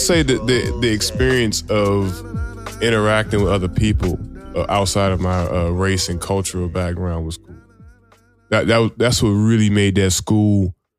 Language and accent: English; Washington, District of Columbia, United States; I grew up in Southeast DC.